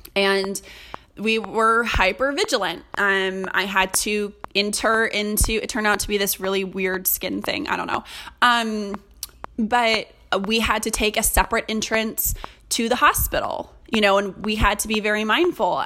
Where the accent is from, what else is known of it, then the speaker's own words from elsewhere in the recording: California, United States; moved away; I'm from California